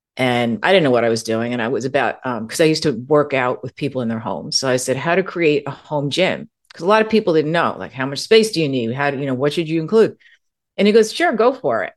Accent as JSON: {"language": "English", "region": "East Coast of the US", "country": "United States", "also_born_or_lived": "California", "moved": "yes", "lives_now": "Arizona, United States", "said": "I'm originally from the East Coast of the U S"}